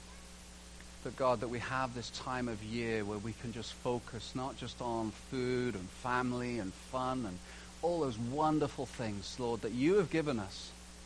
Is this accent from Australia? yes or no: no; England, United Kingdom; moved away; also born or lived in Canada; I'm English.